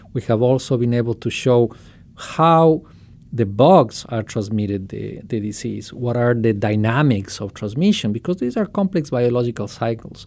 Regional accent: Quito, Pichincha, Ecuador; moved away as an adult; now in Ohio, United States; I am, uh, originally from Ecuador. I was born in Quito

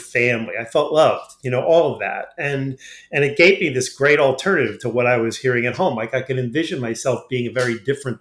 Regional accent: Long Island, New York, United States; I grew up in Long Island in New York

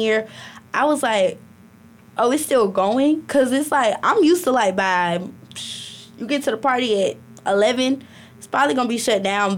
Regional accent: Birmingham, Alabama, United States; now in Athens; I'm from Birmingham, Alabama

